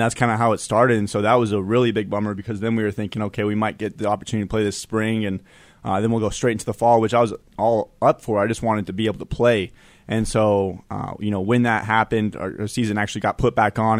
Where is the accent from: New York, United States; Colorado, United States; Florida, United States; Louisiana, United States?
Colorado, United States; Denver; moved away; also born or lived in Wyoming; I'm from Denver